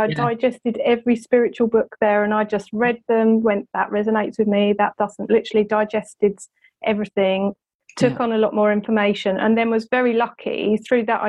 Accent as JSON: {"language": "English", "region": "England", "country": "United Kingdom", "said": "being English"}